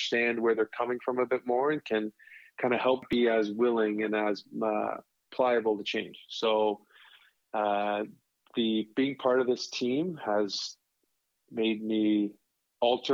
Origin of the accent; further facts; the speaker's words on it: Toronto, Ontario, Canada; also born or lived in Texas / Syracuse; now in California, United States; where I grew up in Toronto